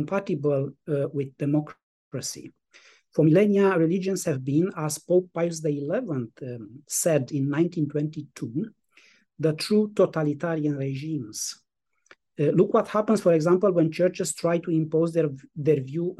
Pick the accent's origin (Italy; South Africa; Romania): Romania; I was born in Romania and grew up in a village in the Carpathian Mountains